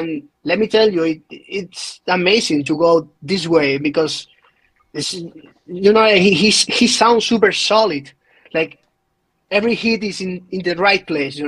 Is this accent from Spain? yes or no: yes; Spain; English is a second language; also born or lived in Madrid; I am from Spain.